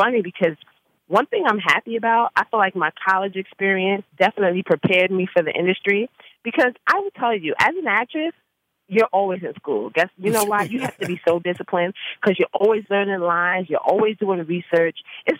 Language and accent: English; Bronx, New York, United States; born or raised there